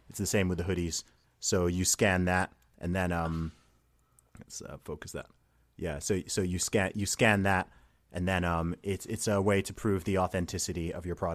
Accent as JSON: {"language": "English", "country": "Saudi Arabia", "tie": "born or raised there", "accent": "American", "said": "I, I grew up in Saudi Arabia."}